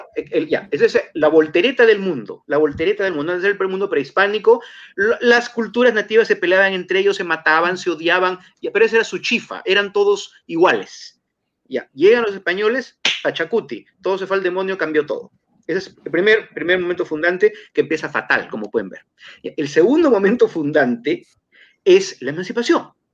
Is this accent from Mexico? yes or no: no; Peru; now in Lima, Peru; Como peruano